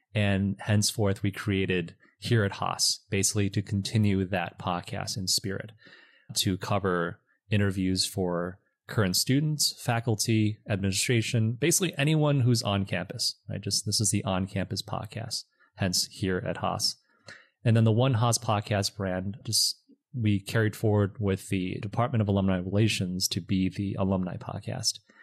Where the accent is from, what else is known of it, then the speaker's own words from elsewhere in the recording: Michigan, United States; moved away as an adult; also born or lived in China; now in Los Angeles, United States; I was born and raised in China, moved to Michigan when I was seven, and grew up in Michigan.